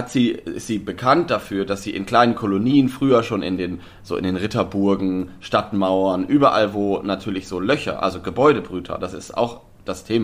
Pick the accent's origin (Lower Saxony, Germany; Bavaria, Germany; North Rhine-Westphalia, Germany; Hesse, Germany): Lower Saxony, Germany; bei mir in meiner Heimat Osnabrücker Land